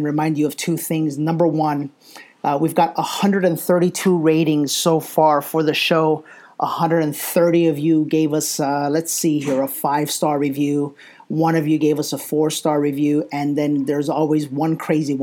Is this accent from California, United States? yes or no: no; New York City, New York, United States; moved away; New York City, my hometown